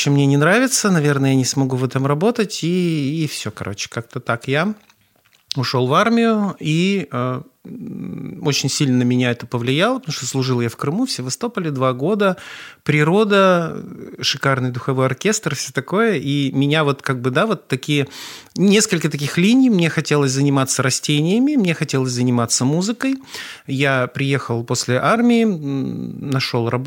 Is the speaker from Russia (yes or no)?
yes; Perm, Perm Krai, Russia; also born or lived in Saint Petersburg; now in Kazan, Russia; какой-то такой интернациональный человек, который родился в Ленинграде, прожил на Урале всю сознательную жизнь и два года назад переехал в Казань, так что дитя мира.